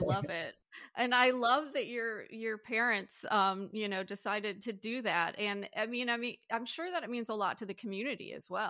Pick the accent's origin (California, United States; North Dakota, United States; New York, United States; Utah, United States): New York, United States; Buffalo; moved away; I'm originally from Buffalo, so we used to go to like Ontario a lot